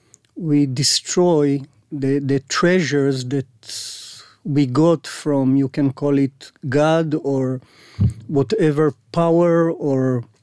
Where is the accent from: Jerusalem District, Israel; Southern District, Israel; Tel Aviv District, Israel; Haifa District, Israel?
Haifa District, Israel; Haifa; English is a second language; now in Herzliya, Israel; Originally, I'm from the north, Haifa area. And I spent there the whole childhood till the army, of course.